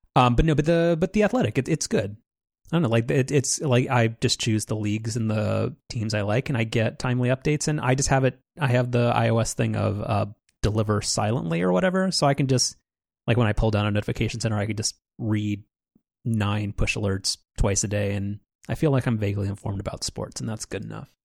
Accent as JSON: {"language": "English", "region": "Southern California", "country": "United States", "tie": "born or raised there", "said": "when we both grew up in Orange County or in Southern California"}